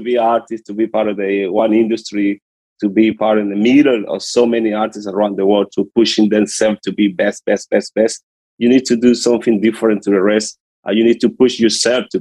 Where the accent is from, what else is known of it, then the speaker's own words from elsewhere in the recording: Puerto Cabello, Carabobo, Venezuela; English is a second language; moved away; I'm from Venezuela. I come from a small city called Puerto Cabello in the coast of Venezuela. Yeah. It's a small city and a little poor. I come from a poor hood from Venezuela. This is where I'm growing up.